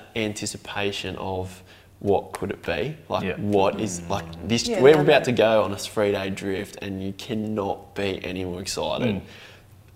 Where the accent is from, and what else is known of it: Wagga Wagga, New South Wales, Australia; born or raised there; moved away as an adult; also born or lived in Melbourne; now in Tumut, Australia